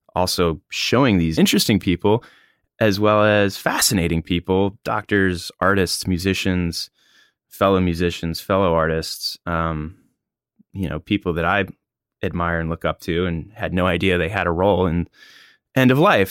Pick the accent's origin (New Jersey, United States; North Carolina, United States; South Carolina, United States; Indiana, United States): North Carolina, United States; Hatteras; It's my hometown, home